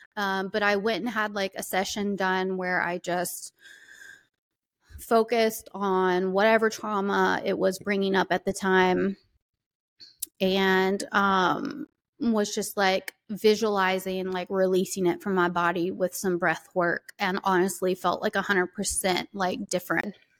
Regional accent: the South, United States; I am from the South and I lived that fucking life

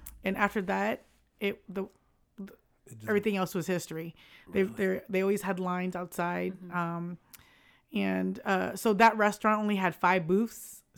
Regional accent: Vietnam; So we're Chinese from Vietnam, but people think that we're Korean because it's very Korean last name.

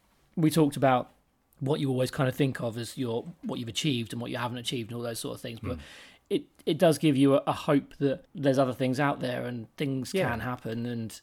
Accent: England, United Kingdom; Because I'm English.

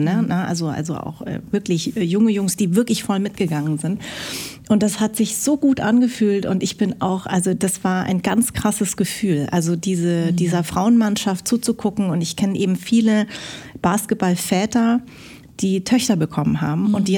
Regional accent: Darmstadt, Hesse, Germany; ich bin in Darmstadt geboren, aber meine Eltern kommen aus Vietnam

